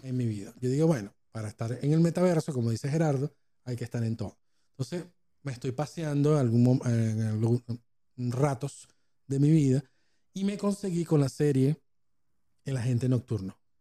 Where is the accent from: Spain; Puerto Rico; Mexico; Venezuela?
Venezuela; now in Argentina; nosotros como venezolanos